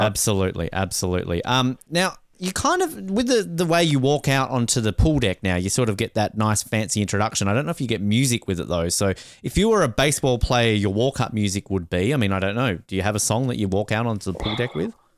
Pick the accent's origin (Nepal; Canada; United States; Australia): Australia; Tasmania; I'm from Tasmania